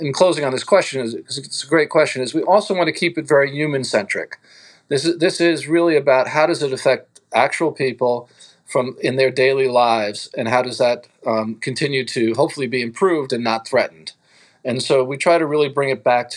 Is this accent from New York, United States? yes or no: yes; New York City, New York, United States; I'm a New Yorker